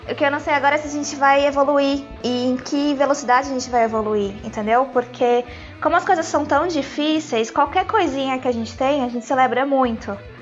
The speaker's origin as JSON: {"language": "Portuguese", "country": "Brazil", "also_born_or_lived": "Europe", "moved": "yes", "said": "A gente, como brasileiro"}